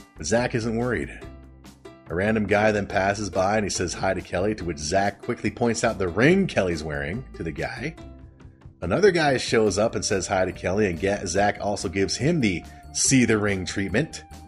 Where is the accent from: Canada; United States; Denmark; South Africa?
Canada; I'm Canadian.